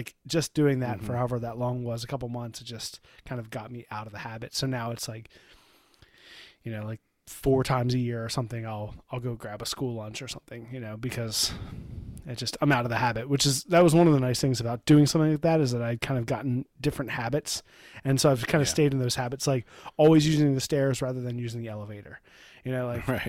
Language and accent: English; Ireland; I'm an Irishman.